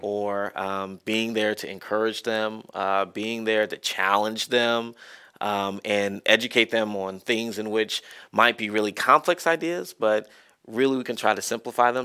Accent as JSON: {"language": "English", "town": "Marietta", "region": "Georgia", "country": "United States", "tie": "born or raised there", "moved": "yes", "said": "I loved growing up in Marietta"}